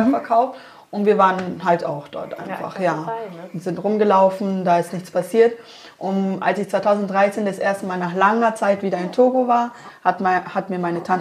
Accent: Munich, Bavaria, Germany; vielleicht liegt es auch an der Gegend, wo ich wohne, weil mhm. wo ich aufgewachsen bin, in Mosach

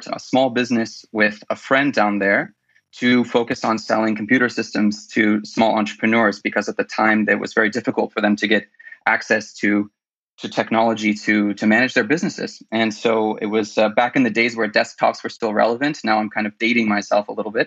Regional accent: California, United States; moved away as an adult; also born or lived in El Salvador; I'm originally from California, where I went to university and studied finance and music

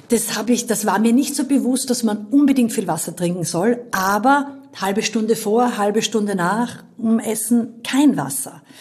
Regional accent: Styria, Austria; Aber einfach nur als Steirerin, das gibt's immer.

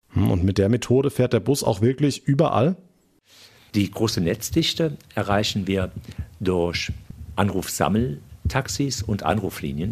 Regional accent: Germany; als Deutscher

